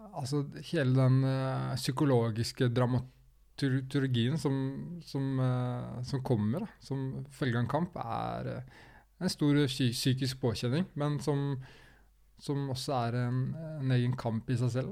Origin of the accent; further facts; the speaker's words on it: Skien, Telemark, Norway; jeg er jo fra Skien.